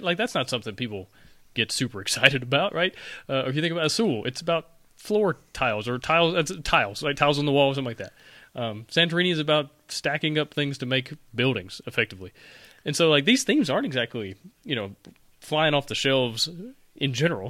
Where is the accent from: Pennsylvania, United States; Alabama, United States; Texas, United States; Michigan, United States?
Alabama, United States; I'm from Alabama. We say things weird all the time